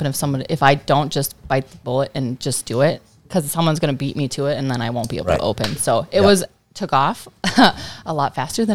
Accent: Nisswa, Minnesota, United States; born and raised in the Nisswa area

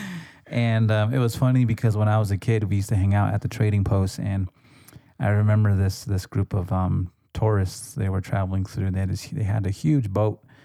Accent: United States; growing up on the res

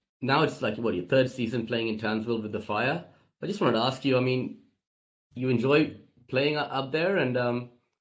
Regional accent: India; I'm Indian myself

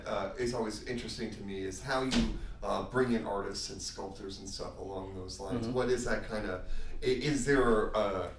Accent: Southern Virginia, United States; I grew up in Southern Virginia.

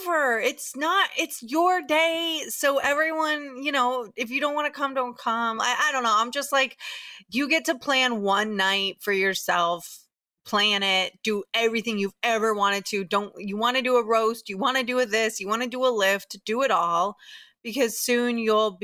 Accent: Tampa, Florida, United States; now in New York, United States; I grew up in Tampa, this is a place where there really, really aren't Jews

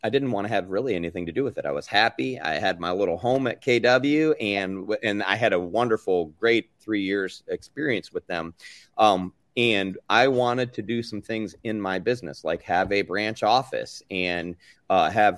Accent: Tampa Bay area, Florida, United States; also born or lived in Michigan; I'm from the Tampa Bay area, originally from Michigan, but I came down here in 1984 and I've been here ever since high school, college

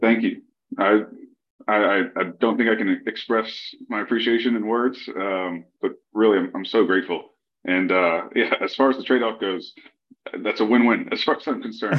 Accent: Lafayette, Louisiana, United States; moved away as an adult; Lafayette, Louisiana. Uh, this is my hometown, um, so I was excited to find a, a role uh, that allowed me to move home.

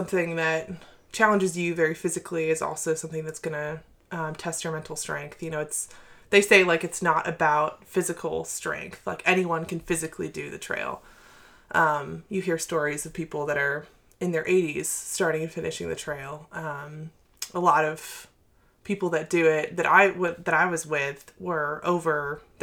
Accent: Maine, United States; also born or lived in Asheville, North Carolina; we're from Maine too

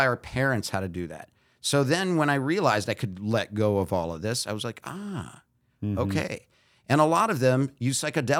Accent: Brazil; also born or lived in United States; I was born in Brazil. My dad went to UCLA. So at one, we moved over here. And after he finished his master's degree, we went back to Brazil.

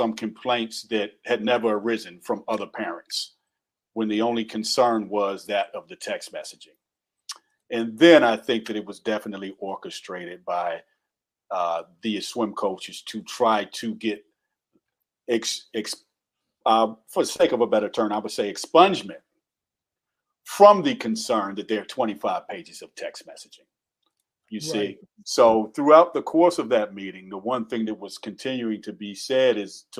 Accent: the South, United States; accent: Southern; And excuse me for my Southernisms coming out. I'm from the South. I say fit.

